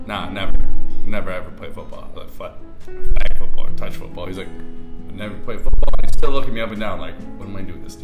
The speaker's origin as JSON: {"language": "English", "area": "Westchester", "region": "New York", "country": "United States", "tie": "born or raised there", "also_born_or_lived": "Bronx, New York / New Hampshire / Boston", "lives_now": "New York City, United States", "said": "I was born in the Bronx in Throgs Neck. And then a couple years went by, we moved up to Westchester. And I grew up in Westchester, New York, until I left for college"}